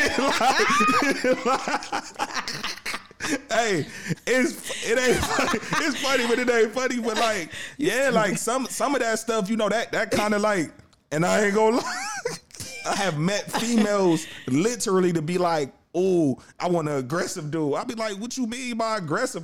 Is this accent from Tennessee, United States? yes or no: no; Cleveland, Ohio, United States; Cleveland, we proud to say we from the city